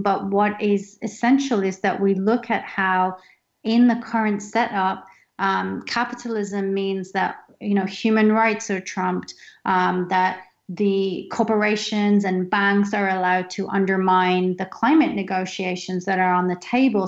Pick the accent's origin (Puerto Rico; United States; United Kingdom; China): United Kingdom; I'm British Indian